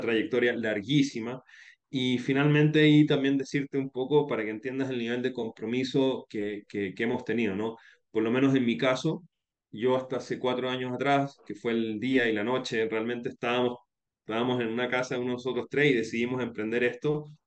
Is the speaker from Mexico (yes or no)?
no; Chile; moved away as an adult; also born or lived in Spain; now in Guayaquil, Ecuador; Yo soy de origen chileno, eh, pero hace 15 años me radiqué en, Ecuador, después de haber vivido